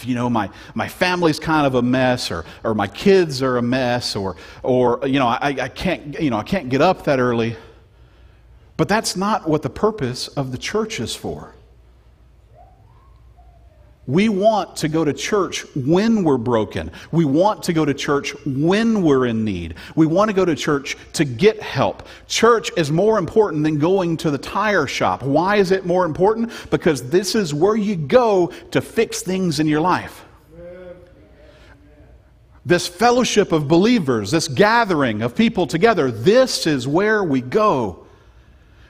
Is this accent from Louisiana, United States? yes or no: yes; Louisiana, United States; I was born and bred in Louisiana